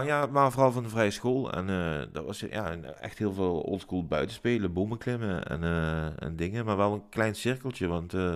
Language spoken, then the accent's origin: Dutch; Maastricht, Limburg, Netherlands; Geboren en getogen in Maastricht, in, in de binnenstad